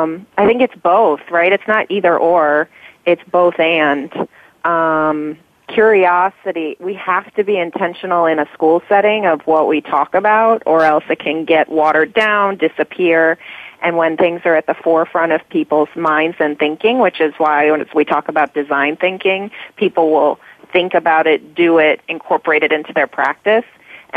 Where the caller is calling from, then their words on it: Chicago, Illinois, United States; I'm calling from Chicago